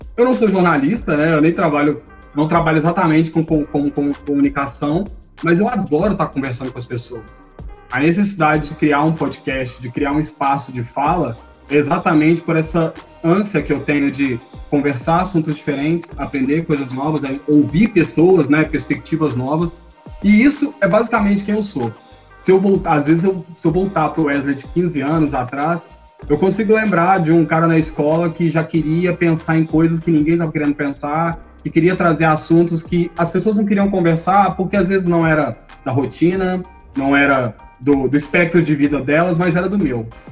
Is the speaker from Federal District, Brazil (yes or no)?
no; Contagem, Minas Gerais, Brazil; Eu cresci, eu e a Fatine crescemos juntos lá no Ressaca. Ressaca é uma região de Contagem